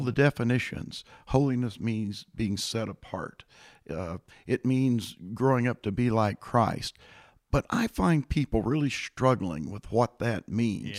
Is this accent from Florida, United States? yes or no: no; Illinois, United States; now in Boerne, Texas, United States; I came originally from the state of Illinois